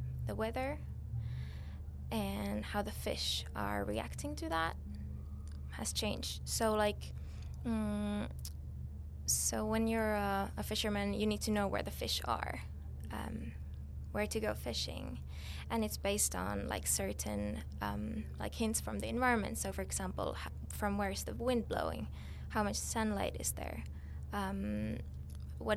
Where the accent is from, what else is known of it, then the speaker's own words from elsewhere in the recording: Finland; I'm from Finland